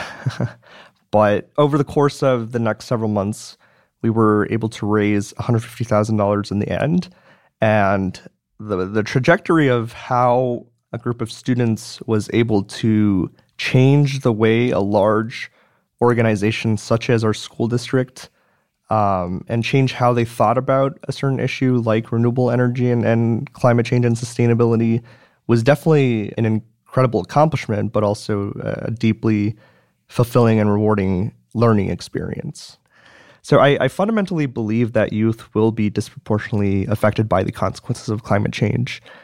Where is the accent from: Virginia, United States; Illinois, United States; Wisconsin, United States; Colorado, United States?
Wisconsin, United States; Madison; I was born and raised in Madison, Wisconsin